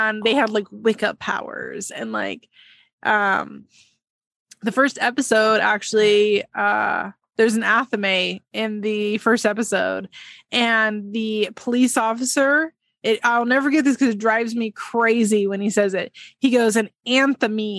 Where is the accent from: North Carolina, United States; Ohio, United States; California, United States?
California, United States; San Francisco Bay Area; I'm from the Bay Area, the San Francisco Bay Area